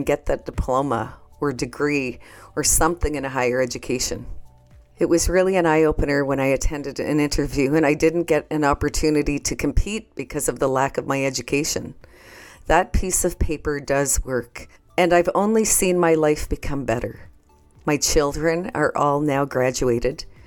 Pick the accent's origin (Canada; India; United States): Canada; I'm from the Bear Clan and from Canada